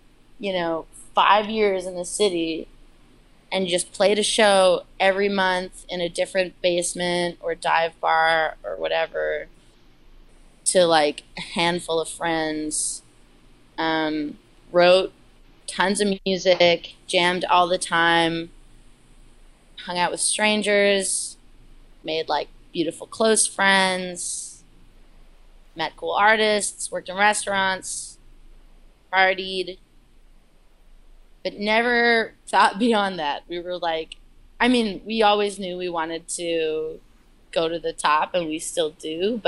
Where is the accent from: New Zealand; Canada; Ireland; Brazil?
Canada; Newmarket, Ontario; moved away as an adult; also born or lived in Toronto; now in New York, United States; my best friends who Liz and I have grown up with here in Toronto or who we grew up with in New York. Or not New York, sorry, Newmarket